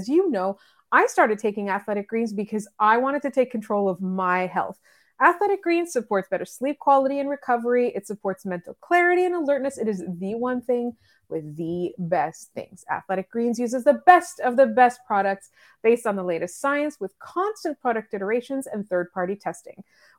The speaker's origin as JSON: {"language": "English", "country": "Canada", "said": "and I'm being really honest, as a Canadian fan, right?"}